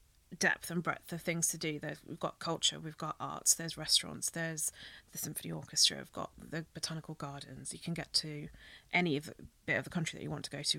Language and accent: English; Birmingham, West Midlands, United Kingdom; also born or lived in London; I was born in London, but moved to Birmingham when I was about 3. So I think I am a Brummie